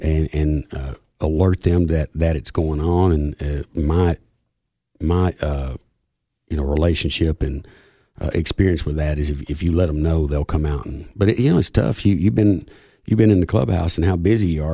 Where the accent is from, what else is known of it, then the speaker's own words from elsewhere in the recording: Buffalo Valley, Tennessee, United States; I grew up on Buffalo Valley